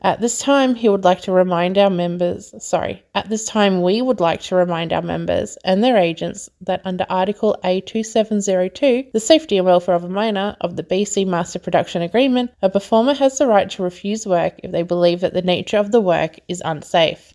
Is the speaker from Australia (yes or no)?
yes; Australia; I'm from Australia